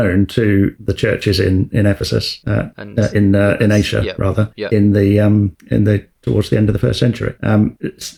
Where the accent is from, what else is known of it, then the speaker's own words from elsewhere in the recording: England, United Kingdom; being English